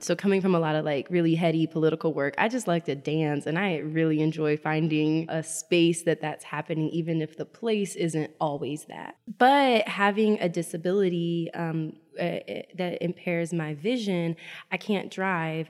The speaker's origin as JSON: {"language": "English", "town": "Richmond", "region": "Virginia", "country": "United States", "also_born_or_lived": "Chesterfield County", "said": "I'm also from Richmond, right? By way of Chesterfield County"}